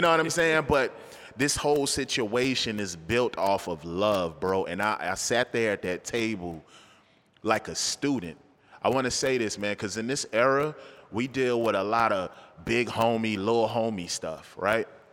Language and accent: English; Charlotte, North Carolina, United States; I'm a Charlatine. I was born in Charleston, but, you know, I've been here since I was two, so I'm a Charlatine